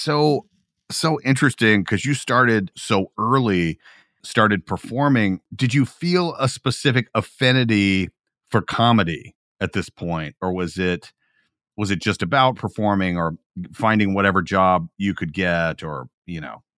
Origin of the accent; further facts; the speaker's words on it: Georgia, United States; I am from Georgia